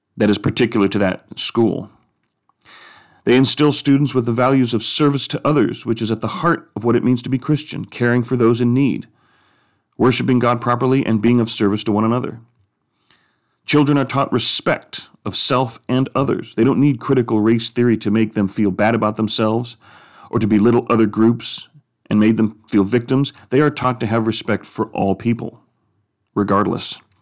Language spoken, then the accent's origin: English; United States; as American Catholics, as Catholics in the United States